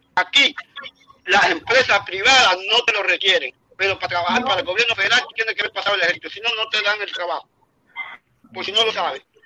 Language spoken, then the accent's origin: Spanish; Caimanera, Guantánamo, Cuba; moved away; yo soy allá de Caimanera